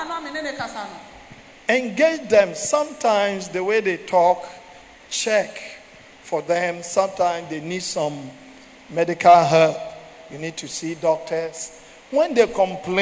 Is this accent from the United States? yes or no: no; Ghana; I'm from Ghana